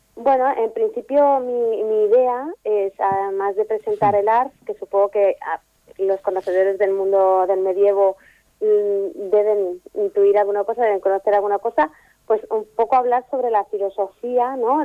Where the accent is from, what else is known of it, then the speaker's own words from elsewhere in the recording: Ripollet, Catalonia, Spain; soy de Ripollet y soy filóloga clásica